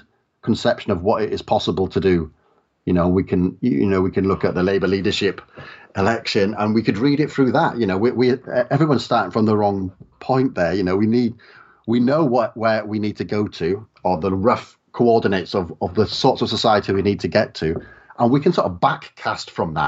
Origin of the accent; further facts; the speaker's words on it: South Wales valleys, United Kingdom; I grew up in the South Wales valleys